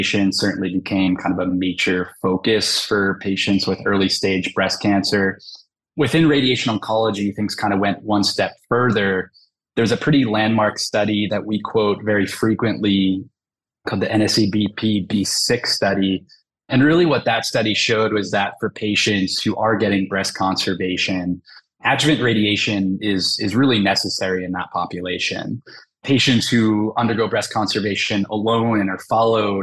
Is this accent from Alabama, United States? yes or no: no; Southern New Jersey, United States; also born or lived in Los Angeles, California / Philadelphia, Pennsylvania; I'm kind of born and raised in Southern New Jersey